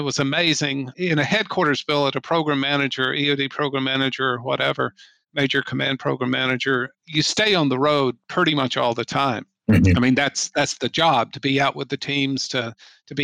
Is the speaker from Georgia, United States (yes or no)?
yes; Atlanta, Georgia, United States; moved away as an adult; I grew up in the Atlanta area